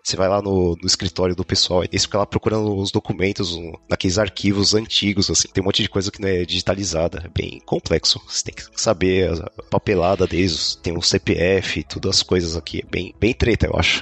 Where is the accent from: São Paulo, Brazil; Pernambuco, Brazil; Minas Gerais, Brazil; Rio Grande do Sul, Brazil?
São Paulo, Brazil; moved away as an adult; now in Moscow, Russia; eu nasci em São Paulo, mas minha família toda veio de Minas. E eu sou filho de mãe solteira e passei a minha vida inteira na ZL